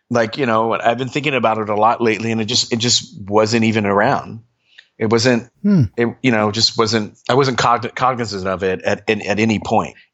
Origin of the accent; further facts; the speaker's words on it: Trenton, New Jersey, United States; born there; I grew up kind of all over. I was born in Trenton, New Jersey and um, my mom was uh, in the army, and we kind of traveled all over. We lived overseas